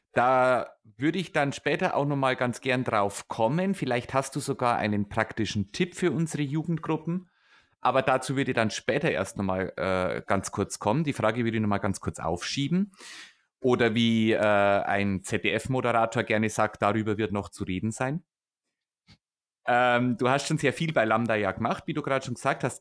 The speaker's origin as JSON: {"language": "German", "area": "Upper Palatinate", "region": "Bavaria", "country": "Germany", "said": "Ich bin Oberpfälzer"}